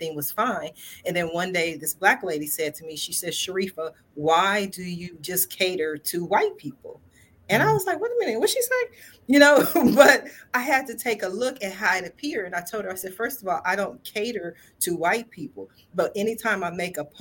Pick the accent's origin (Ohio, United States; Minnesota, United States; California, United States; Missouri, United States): Ohio, United States; Columbus; I'm from Columbus, Ohio